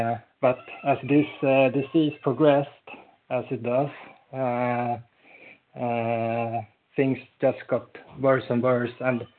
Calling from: Falun, Dalarna County, Sweden; I'm like …, and I'm calling in from Falun in Sweden.

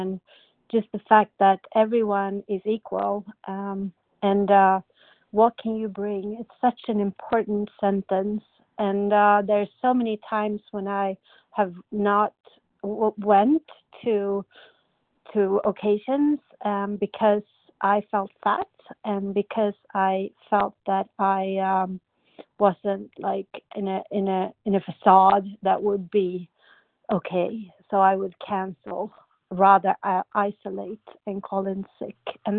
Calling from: Sweden; I'm calling in from Sweden

